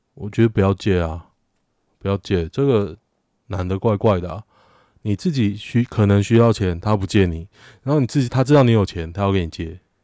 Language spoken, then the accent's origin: Chinese; Taiwan; 我台湾人。我中华民国人